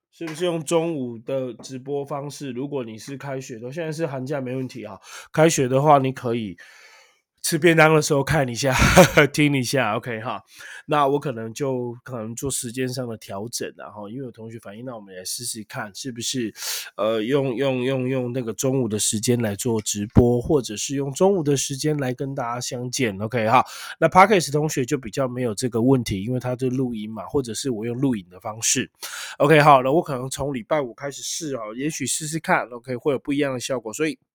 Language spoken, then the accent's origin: Chinese; Taiwan; 生在台湾，长在台湾